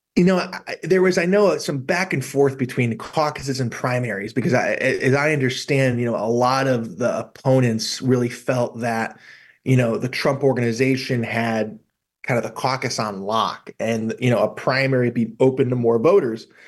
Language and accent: English; New England, United States; I'm, I'm from New England